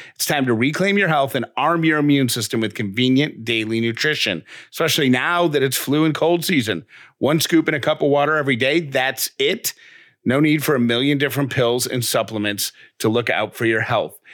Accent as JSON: {"language": "English", "town": "Syracuse", "region": "New York", "country": "United States", "tie": "born or raised there", "said": "when I was a kid growing up in Syracuse, New York"}